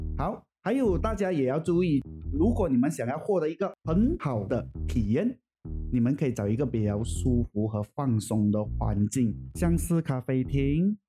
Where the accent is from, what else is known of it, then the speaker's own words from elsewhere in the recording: Puchong, Selangor, Malaysia; 小弟是在这边长大的，算是我真正的家乡吧